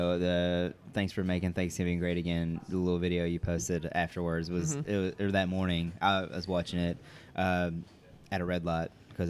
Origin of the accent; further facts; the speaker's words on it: West Liberty, Kentucky, United States; Made a short trip to West Liberty, which is my hometown.